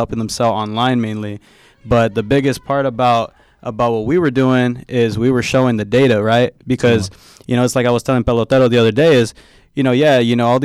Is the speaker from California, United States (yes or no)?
yes; Bay Area, California, United States; I'm from the Bay, man.